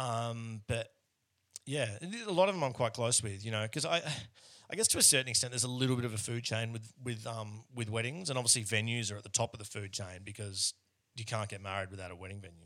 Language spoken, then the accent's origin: English; Australia; now in Melbourne, Australia; most Australians who, who look like I do are, are not overly proud of our, um, out of our history